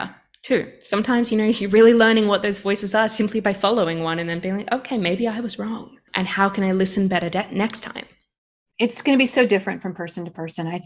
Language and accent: English; Australia; I, I think as an Australian, in some ways, uh, Canada is a little bit like a cold Australia